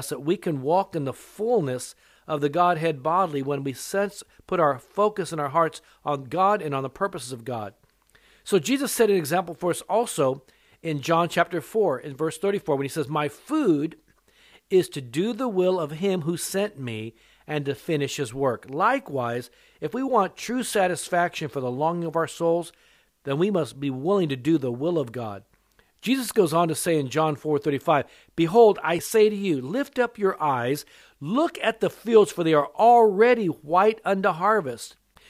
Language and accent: English; California, United States; also born or lived in Japan; You see, you may be aware that my mother was Japanese, so I was born in Japan, but I've lived in America most of my life. I was born in Japan, and for the first 3 years of my life, I was there, and then my dad, who was in the military, we moved back to California